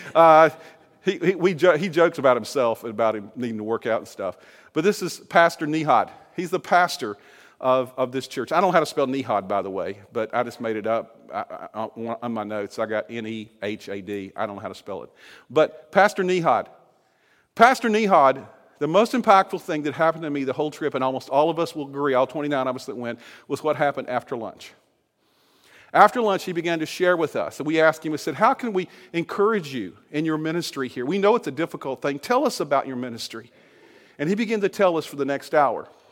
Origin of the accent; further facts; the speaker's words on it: Virginia, United States; the state of Virginia, my home state